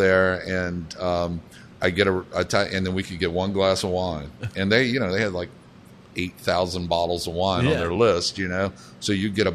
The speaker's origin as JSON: {"language": "English", "town": "Savannah", "region": "Georgia", "country": "United States", "tie": "born or raised there", "moved": "yes", "said": "I grew up down in Savannah, Georgia, with a mother who'd been raised in New Orleans and a father who was Lebanese."}